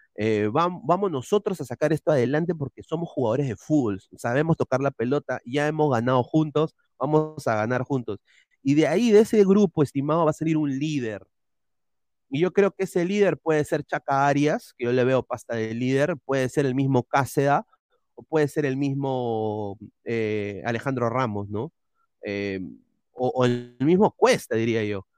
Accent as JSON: {"language": "Spanish", "country": "Peru", "said": "todos somos peruanos"}